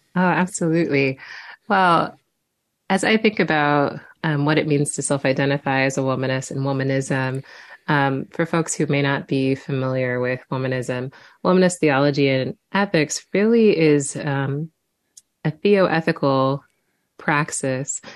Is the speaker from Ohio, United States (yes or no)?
no; Quincy, Illinois, United States; a little black girl growing up in Quincy, Illinois